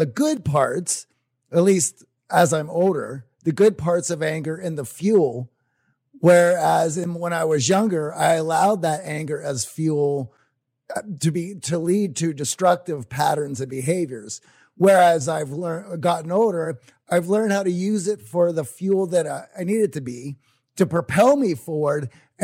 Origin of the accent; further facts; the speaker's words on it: Midwest, United States; growing up in Midwest industry household, factory households